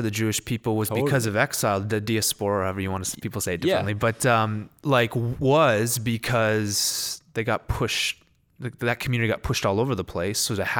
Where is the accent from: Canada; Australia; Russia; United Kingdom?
Canada; I mean, obviously we're Canadian, but there's a whole culture in the States that has Christianity as its worldview